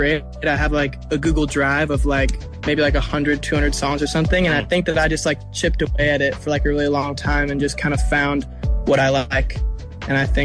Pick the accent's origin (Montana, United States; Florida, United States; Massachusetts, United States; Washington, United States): Washington, United States; Seattle; growing up in Seattle